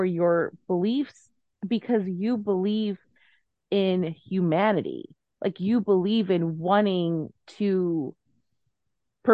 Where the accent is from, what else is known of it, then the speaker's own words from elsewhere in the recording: Southern California, United States; when you are a Southern Californian child